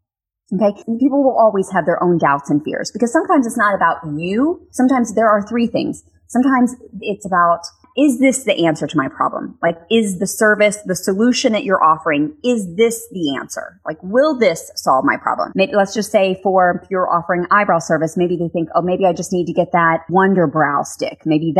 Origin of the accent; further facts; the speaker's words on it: Texas, United States; I'm going to do my Texas accent. You guys know I'm from Texas.